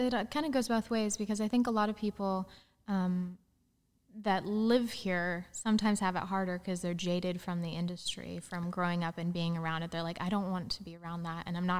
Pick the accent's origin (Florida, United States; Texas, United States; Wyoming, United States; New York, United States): Wyoming, United States; Gillette; Yeah. It's a town called Gillette in Wyoming.